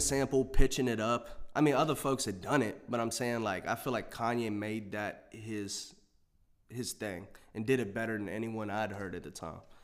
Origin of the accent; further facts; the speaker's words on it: Waynesboro, Virginia, United States; now in Harrisonburg, United States; I'm from a city. It's called Waynesboro, Virginia.